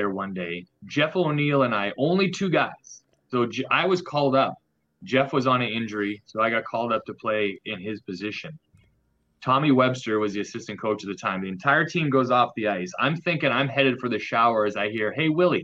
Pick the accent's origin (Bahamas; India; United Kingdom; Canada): Canada; now in North Carolina, United States; Being Canadian, I did grow up on a lake